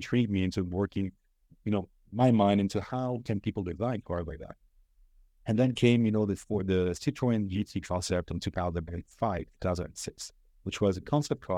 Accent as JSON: {"language": "English", "country": "Lebanon", "tie": "born or raised there", "also_born_or_lived": "Cyprus / United Kingdom", "moved": "as an adult", "lives_now": "Dubai, United Arab Emirates", "said": "Raised in Lebanon, studied in the UK, and went all around Europe before deciding to come back to my hometown in Lebanon"}